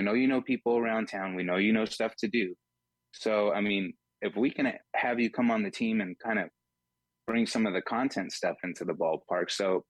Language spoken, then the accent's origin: English; Fresno, California, United States; moved away as an adult; now in Las Vegas, United States; originally born and raised in Fresno, California.